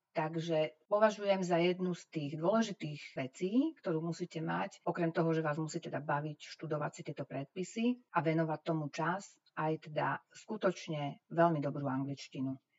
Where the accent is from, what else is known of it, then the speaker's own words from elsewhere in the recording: Slovakia; uspela som ako jediná zo Slovenska